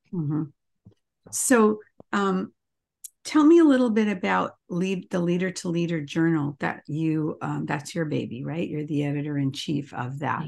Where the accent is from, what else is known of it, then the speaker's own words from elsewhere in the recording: Canada; moved away; I'm Canadian